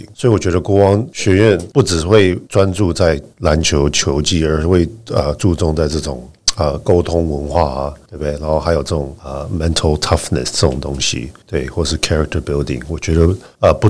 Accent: Zhonghe, New Taipei, Taiwan; 我在呃中和长大，我的感情是中和啊，对不对？

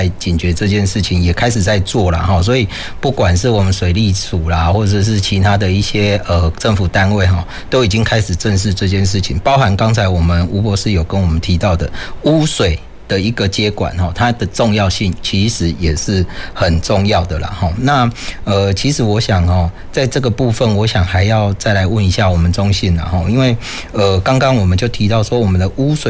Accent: Taiwan; 哦，我们台湾人哦，马西可怜呐

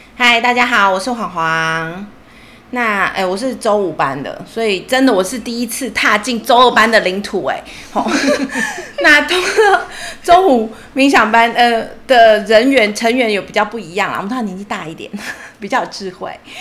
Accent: Taichung, Taiwan; moved away; 中间我两年我回台中去工作，因为我是台中人

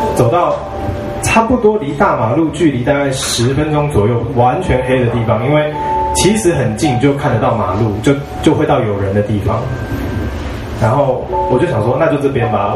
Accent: Ji'an, Hualien County, Taiwan; 我在花莲的吉安长大，然后我们在，呃，美伦山，我就，我就，我家就住在美伦山脚下，然后旁边呢是一个，就是大马路，叫将军路，就是以前日式建筑的，然后旁边是宪兵基地

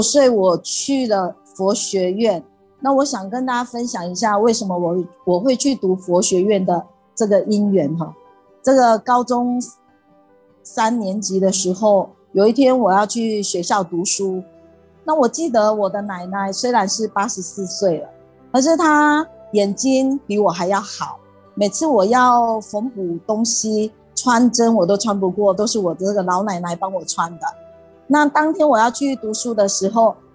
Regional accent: Gangshan, Kaohsiung, Taiwan; 我幼稚园就开始读仙斋，呃，冈山讲堂的前身，就是冈山念佛会，由佛堂所创办的这个幼稚园

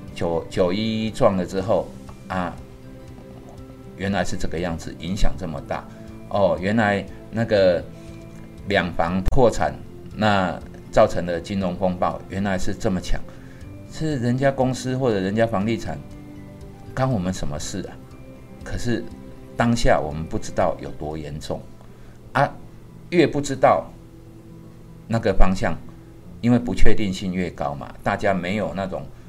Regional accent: Taiwan; 我是台湾人啊

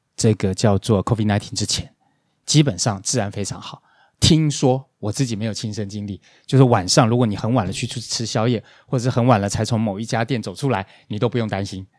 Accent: Taiwan; moved away; also born or lived in Cambodia; 我们台湾人

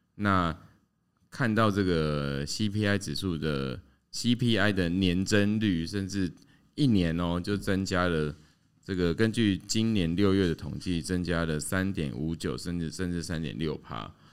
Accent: Tainan, Taiwan; moved away as an adult; now in Hsinchu, Taiwan; 我自己是台南出生的嘛

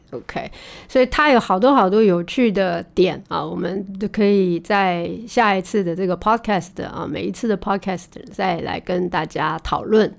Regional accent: Taiwan; 也不是只有我们台湾人这样啊

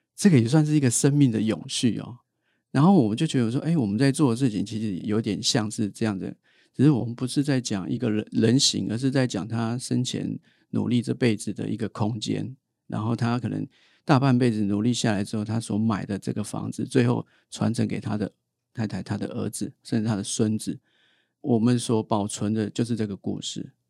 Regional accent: Taipei, Taiwan; 我是台北人

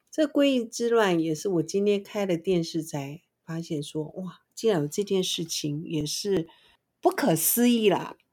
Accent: Taiwan; 身为台湾人的我

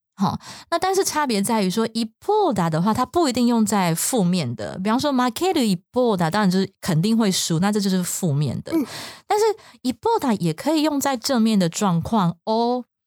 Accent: Taiwan; 就是如果是我们台湾人

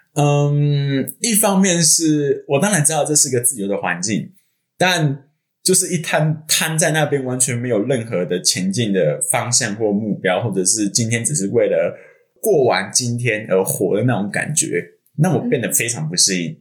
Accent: Hsinchu, Taiwan; 我是新竹人

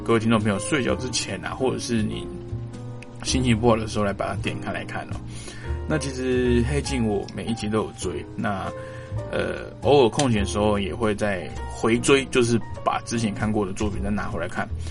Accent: Taiwan; 我是从民主社会出来的

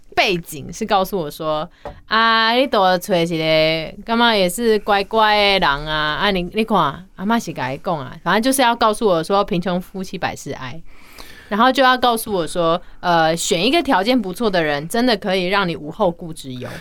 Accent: Yilan, Yilan County, Taiwan; moved away; 有久久回去一次宜兰，然后我是宜兰人

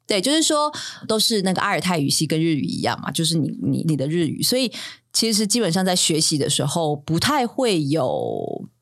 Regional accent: Tainan, Taiwan; first language Taiwanese Hokkien; Chinese is a second language; moved away as an adult; now in Taipei, Taiwan; 台语是我的母语，我是一个架杠的台南人，然后我在台南出生，所以supposedly我应该讲很好的台，台语

